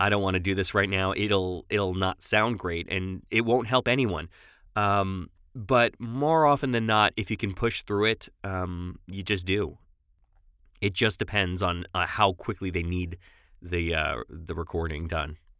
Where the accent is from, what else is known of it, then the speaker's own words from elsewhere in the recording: Long Island, New York, United States; accent: New York; moved away as an adult; also born or lived in Los Angeles, California; I'm from New York originally. Uh, moved out to L A in two thousand seven and lived there for about fourteen years.